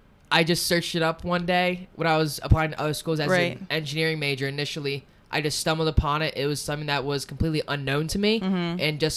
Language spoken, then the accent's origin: English; West Caldwell, New Jersey, United States; moved away as an adult; now in Blacksburg, United States; I am a nanoscience major at Virginia Tech, going into my third year here, and I'm from West Caldwell, New Jersey, which is about 18 miles from Manhattan, New York.